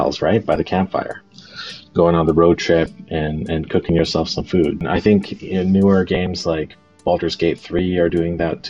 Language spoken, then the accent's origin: English; Canada; I'm Japanese Canadian